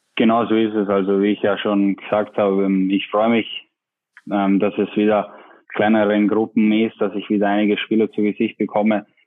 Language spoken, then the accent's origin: German; Tyrol, Austria; accent: Austrian dialect; now in Bremen, Germany; mein Dialekt ist nicht weg